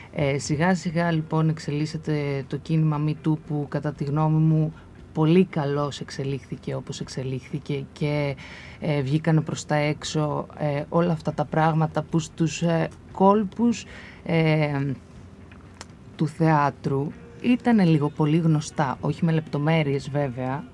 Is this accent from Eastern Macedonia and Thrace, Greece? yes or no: yes; Komotini, Eastern Macedonia and Thrace, Greece; moved away; να επιστρέψω και να δουλέψω στον τόπο μου